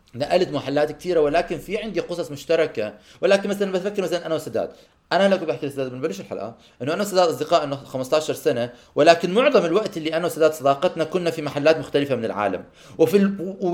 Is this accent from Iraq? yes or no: no; Amman, Amman Governorate, Jordan; moved away as an adult; also born or lived in Canada; لما انا طلعت من عمان ورحت عشت بكندا هاي فترة الخمس سنين